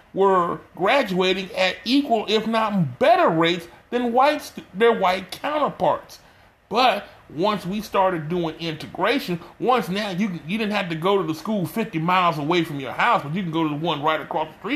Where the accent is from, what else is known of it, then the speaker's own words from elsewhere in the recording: Texas, United States; my home state of Texas